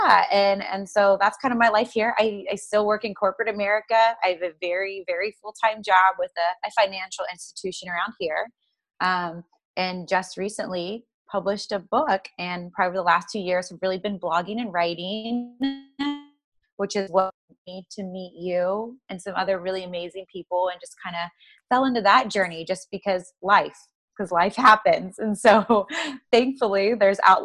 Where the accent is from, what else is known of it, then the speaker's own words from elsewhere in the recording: Columbus, Ohio, United States; born and raised in pretty much in Columbus, Ohio, right around it